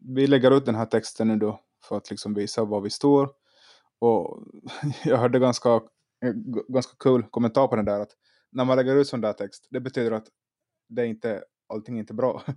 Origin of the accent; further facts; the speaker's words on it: Finland; now in Sweden; jag är också i, som Anders i Finland. Jag är i mina hemtrakter